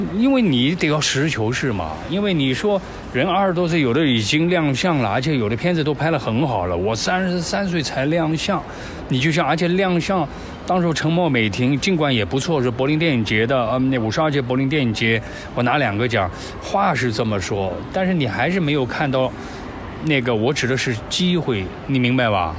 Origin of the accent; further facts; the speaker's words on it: Wuhu, Anhui, China; moved away; also born or lived in Shanghai; 我老家安徽芜湖